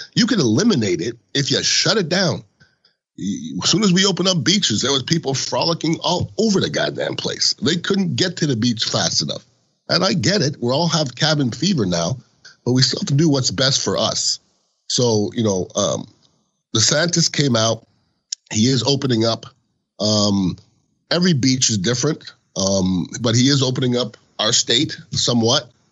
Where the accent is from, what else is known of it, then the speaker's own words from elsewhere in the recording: Canada; now in United States; I was born in Canada. I've been an American citizen since the end of the '90s